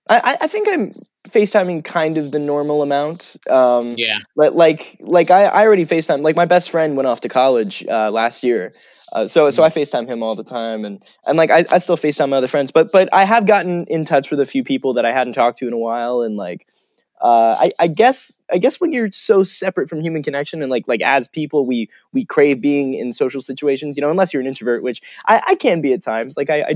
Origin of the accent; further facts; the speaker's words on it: Falling Waters, West Virginia, United States; I grew up in West Virginia. I grew up in a place called Falling Waters, West Virginia. Even when I say it, a bit of my accent comes back.